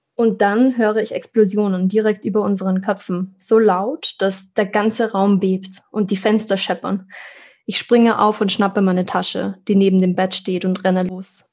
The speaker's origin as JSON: {"language": "German", "region": "Vienna", "country": "Austria", "also_born_or_lived": "Israel", "said": "für uns als Wiener"}